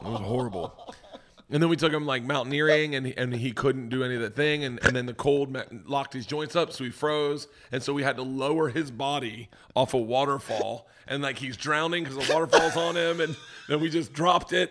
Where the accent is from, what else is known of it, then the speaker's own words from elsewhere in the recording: the South, Florida, United States; moved away as an adult; also born or lived in New York; I grew up in the South